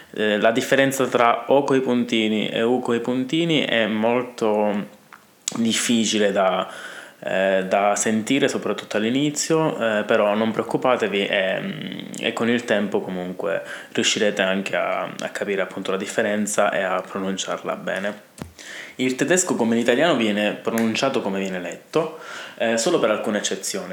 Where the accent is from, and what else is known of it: Italy